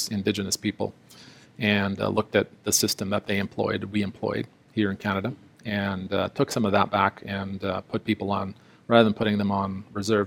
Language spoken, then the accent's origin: English; South Africa; moved away; I was born in South Africa under the system of apartheid, and I would have been considered a person of color.